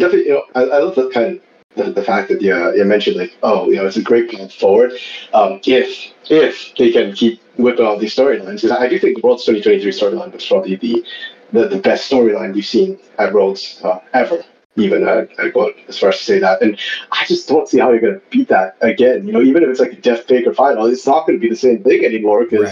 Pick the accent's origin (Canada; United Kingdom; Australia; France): Canada; also born or lived in Brazil; I'm Canadian